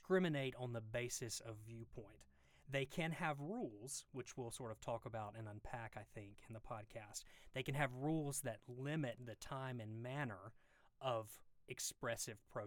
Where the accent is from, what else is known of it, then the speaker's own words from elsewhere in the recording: Mississippi, United States; accent: deep Southern; now in Georgia, United States; when I practiced law in Mississippi, which you can probably tell from the deep Southern accent